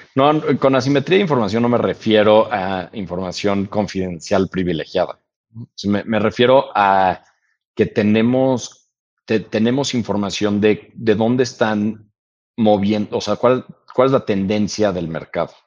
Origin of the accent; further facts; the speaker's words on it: Mexico; also born or lived in United States; todos nosotros como mexicanos